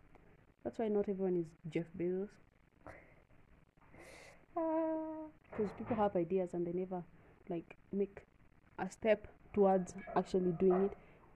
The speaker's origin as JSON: {"language": "English", "country": "Kenya", "said": "we're from Kenya. Kenya in Africa."}